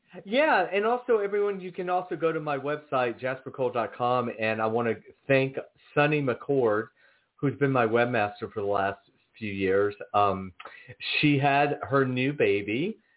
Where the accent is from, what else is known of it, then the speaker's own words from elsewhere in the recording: Georgia, United States; I'm born and raised in Georgia.